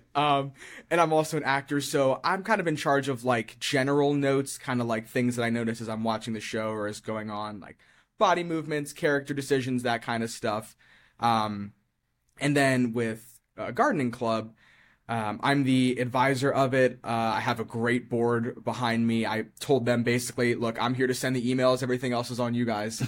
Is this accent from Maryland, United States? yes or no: yes; Eldersburg, Maryland, United States; I grew up in Eldersburg, and I lived in Eldersburg up until last year when I moved out